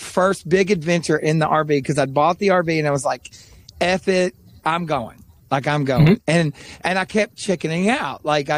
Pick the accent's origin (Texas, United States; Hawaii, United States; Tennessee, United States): Tennessee, United States; East; I grew up in East Tennessee